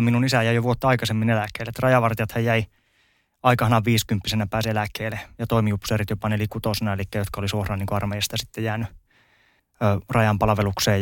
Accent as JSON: {"language": "Finnish", "town": "Ylitornio", "region": "Lapland", "country": "Finland", "tie": "born or raised there", "also_born_or_lived": "Rovaniemi / Lahti", "accent": "Tornio dialect", "moved": "as an adult", "lives_now": "Päijät-Häme, Finland", "said": "Elämän ensimmäistä 23 vuotta meni Ylitorniolla, sitten 10 vuotta Rovaniemellä ja sen jälkeen päijät hämheessä"}